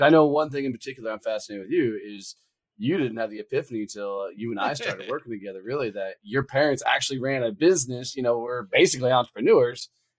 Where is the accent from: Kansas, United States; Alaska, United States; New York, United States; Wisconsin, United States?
Kansas, United States; I grew up in Kansas on about a 500-acre farm.